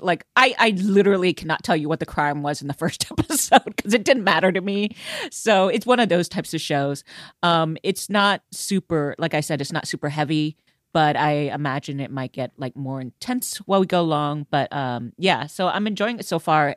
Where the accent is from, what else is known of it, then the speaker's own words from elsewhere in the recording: Houston, Texas, United States; I come from Houston.